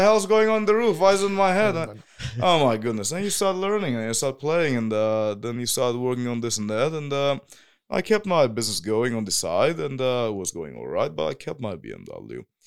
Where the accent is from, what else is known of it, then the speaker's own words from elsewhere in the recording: Whanganui, Manawatū-Whanganui, New Zealand; also born or lived in Northland; now in Germany; that's my hometown. It's called Wanganui